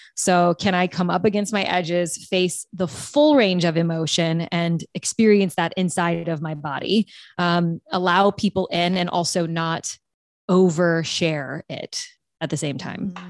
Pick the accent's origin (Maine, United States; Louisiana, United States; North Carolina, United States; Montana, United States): Louisiana, United States; South; I'm from South Louisiana